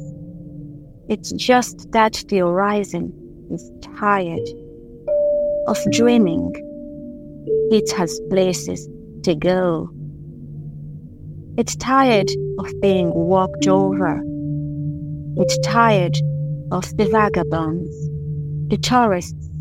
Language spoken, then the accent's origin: English; DR Congo; now in Dublin, Ireland; I am a poet from the Democratic Republic of Congo, based in Ireland, in Dublin